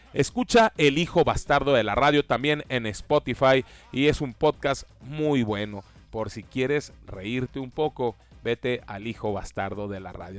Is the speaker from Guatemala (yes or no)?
no; Mexico; cómo somos los, los, mexicanos y cómo tenemos nuestras casas aquí en México